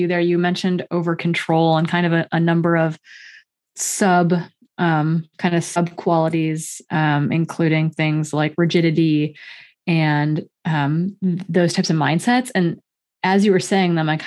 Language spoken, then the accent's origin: English; Midwest, United States; growing up in the Midwest